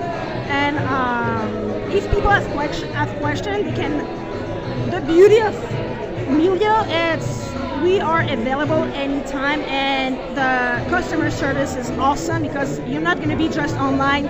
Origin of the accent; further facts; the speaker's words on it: France; moved away as an adult; now in Denver, United States; I grew up in France in a very small winery